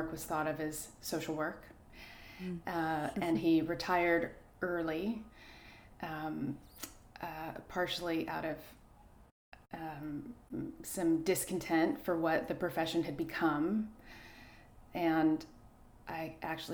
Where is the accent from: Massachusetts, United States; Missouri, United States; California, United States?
California, United States; El Cerrito; also born or lived in Oakland, California; I was born in Oakland, California, and grew up in a little suburban El Cerrito